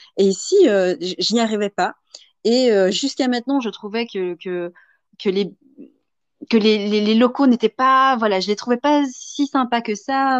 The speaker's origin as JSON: {"language": "French", "country": "Belgium", "also_born_or_lived": "Vietnam", "said": "moi étant belge"}